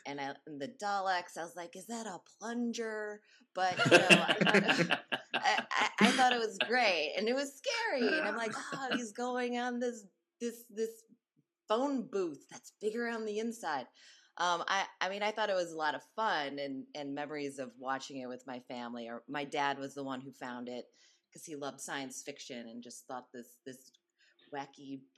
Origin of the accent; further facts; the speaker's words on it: Milwaukee, Wisconsin, United States; I grew up in Milwaukee, Wisconsin, which is in the middle. It's near Chicago.